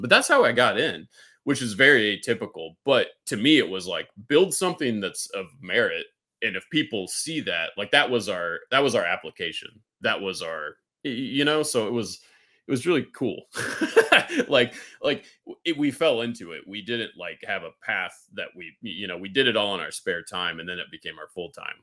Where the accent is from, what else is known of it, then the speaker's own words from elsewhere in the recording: Kansas City, United States; moved away as an adult; also born or lived in Texas; I'm a Kansas City, uh, native.